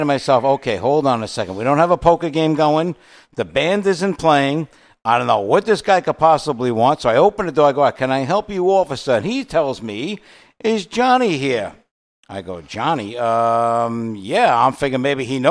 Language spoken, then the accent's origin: English; New York City, New York, United States; moved away as an adult; when we grew up in Brooklyn, in the apartment buildings and the places we lived